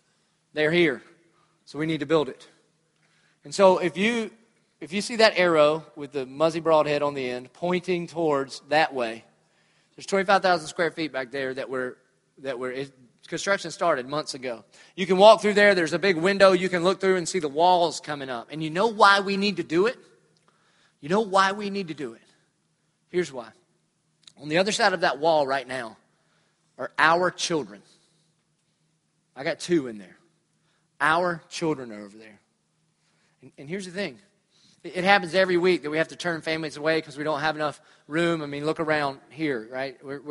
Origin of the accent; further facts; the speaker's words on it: Dillon, United States; moved away; I'm from Dillon.